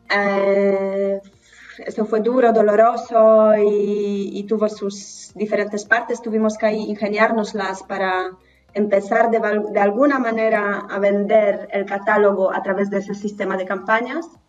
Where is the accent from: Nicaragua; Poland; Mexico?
Poland; northern Poland; Spanish is a second language; moved away as an adult; now in Spain; Soy del norte de Polonia, de un pueblito pequeño.